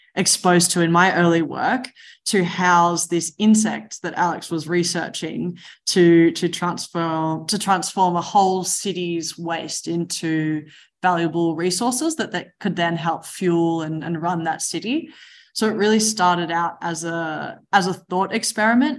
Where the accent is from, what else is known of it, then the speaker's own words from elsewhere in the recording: Mornington Peninsula, Melbourne, Victoria, Australia; I grew up in the Mornington Peninsula, just outside of Melbourne, a beautiful place in the world.